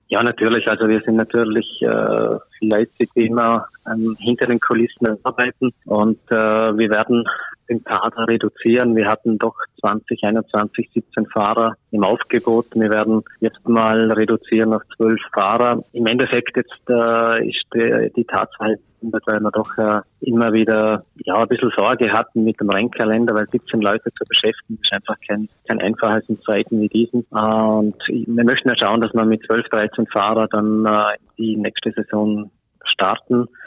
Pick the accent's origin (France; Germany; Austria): Austria; bei uns in Österreich